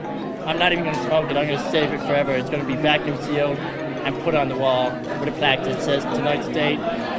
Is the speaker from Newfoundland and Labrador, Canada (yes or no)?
yes; St. John's, Newfoundland and Labrador, Canada; I'm from St. John's, Newfoundland, born and bred.